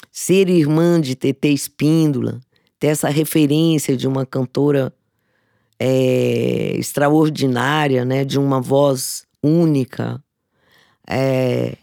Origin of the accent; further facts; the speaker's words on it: Mato Grosso do Sul, Brazil; now in São Paulo, Brazil; eu nasci numa família de artistas no Mato Grosso do Sul